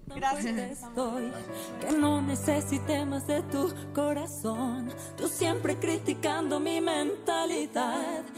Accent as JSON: {"language": "Spanish", "region": "San Luis Potosí", "country": "Mexico", "tie": "born or raised there", "said": "San Luis Potosí, mi tierra natal"}